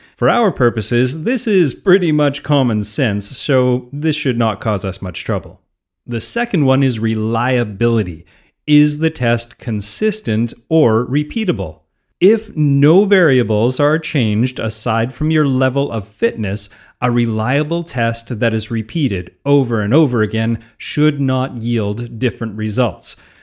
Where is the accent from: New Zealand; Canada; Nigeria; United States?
Canada; I'm a Canadian